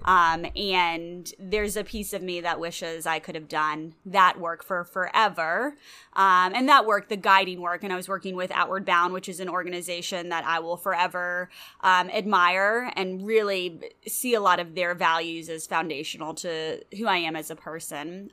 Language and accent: English; Louisville, Kentucky, United States; moved away as an adult; also born or lived in Chicago / Florida; I grew up in Louisville